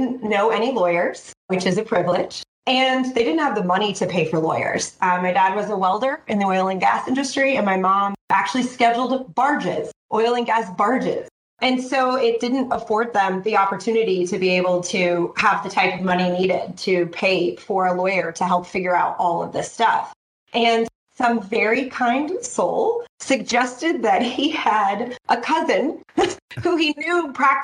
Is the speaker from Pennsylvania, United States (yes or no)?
no; Sugar Land, Texas, United States; I was born in Sugar Land, Texas